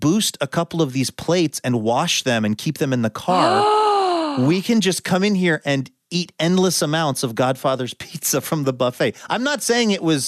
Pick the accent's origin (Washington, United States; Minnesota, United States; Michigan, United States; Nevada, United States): Washington, United States; Seattle; my childhood growing up in Seattle